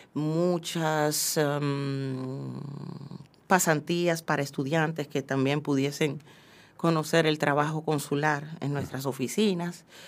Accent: Dominican Republic; moved away; como mujer, como dominicana y como inmigrante

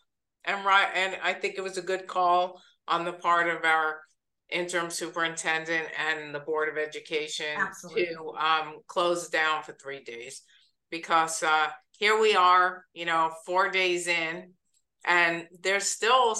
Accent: East Coast, United States; moved away; I'm from the East Coast

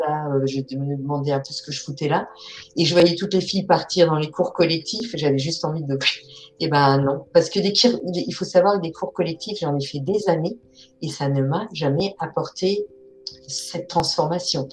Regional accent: Alsace, Grand Est, France; Je suis alsacienne

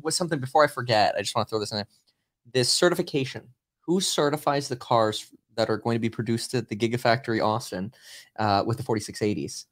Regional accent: Germany; now in California, United States; I was born in Germany and I live in California

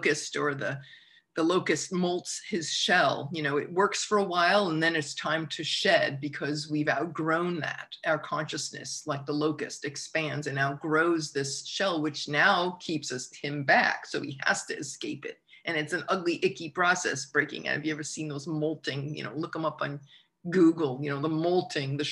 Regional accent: United States; being American, growing up

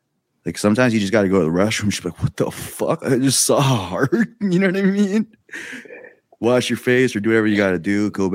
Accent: Philippines; one of the talking points I wanted to bring up here, I'm excited to bring up, is being Filipino.

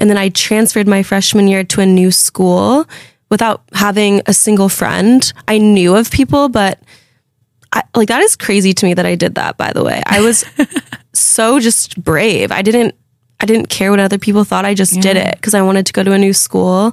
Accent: Fresno, California, United States; moved away as an adult; now in New York City, United States; we grew up together in Fresno.

